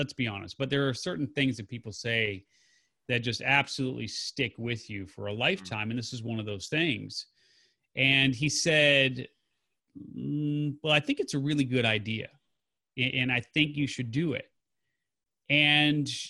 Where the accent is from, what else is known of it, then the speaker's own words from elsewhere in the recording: Chicago, Illinois, United States; also born or lived in Carbondale, Illinois; I grew up in the Chicago area there, and there were teen clubs.